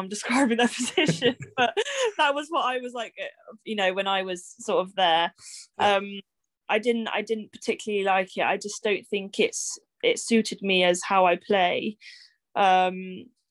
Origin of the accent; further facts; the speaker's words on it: Bristol, South West England, United Kingdom; also born or lived in Exeter; I was born and bred in Bristol.